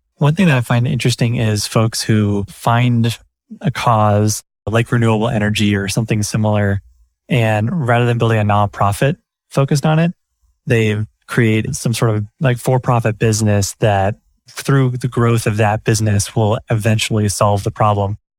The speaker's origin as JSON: {"language": "English", "town": "Portland", "country": "United States", "tie": "born or raised there", "said": "being in Portland, my hometown"}